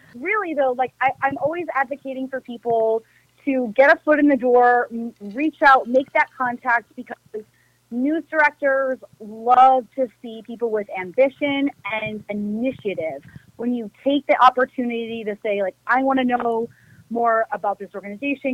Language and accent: English; Milwaukee, Wisconsin, United States; moved away as an adult; also born or lived in Missouri; now in El Paso, United States; i'm from Milwaukee, Wisconsin. So I'm born and raised in the beer drinking, cheese eating capital of the world